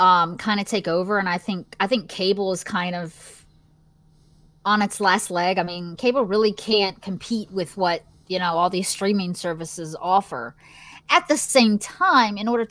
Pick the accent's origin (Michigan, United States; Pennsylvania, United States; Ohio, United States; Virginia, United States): Virginia, United States; accent: Southern; I'm from Virginia, so I technically have a Southern accent